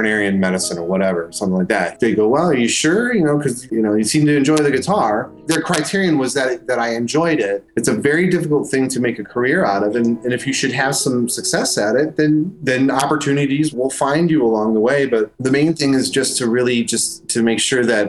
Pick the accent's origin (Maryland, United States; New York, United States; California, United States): New York, United States; Buffalo; Buffalo Bills. That's my hometown.